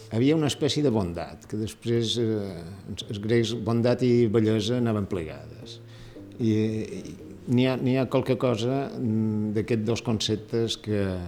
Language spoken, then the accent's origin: Catalan; Palma, Balearic Islands, Spain; also born or lived in Barcelona; som mallorquins